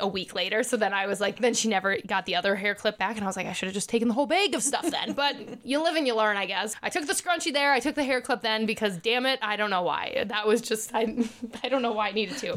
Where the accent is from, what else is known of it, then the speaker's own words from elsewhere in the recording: Elk River, Minnesota, United States; Do you know anyone from Elk River? And that's my hometown